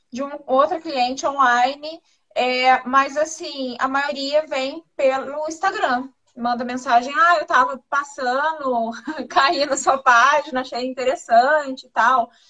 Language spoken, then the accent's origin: Portuguese; São Paulo, Brazil; eu sou do interior de São Paulo.